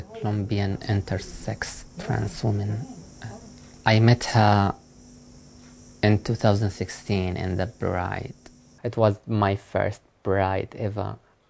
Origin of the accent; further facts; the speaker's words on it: Saudi Arabia; moved away as an adult; now in New Zealand; I'm from Saudi Arabia. I've been arrested for being a trans woman.